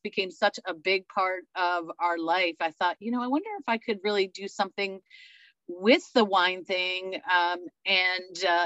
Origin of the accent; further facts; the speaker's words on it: New Jersey, United States; I grew up in New Jersey, where wine came in a jug or a box